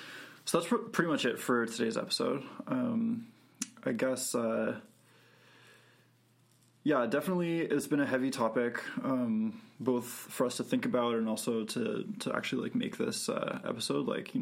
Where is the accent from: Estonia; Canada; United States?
Canada; there's two L's in cancelled because we're Canadian.